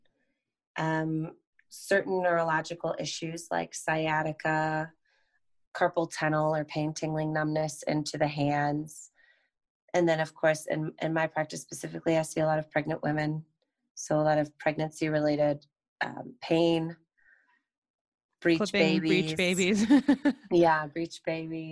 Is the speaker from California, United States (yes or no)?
no; Colorado, United States; first language English; moved away as an adult; also born or lived in Colombia; I grew up in Colorado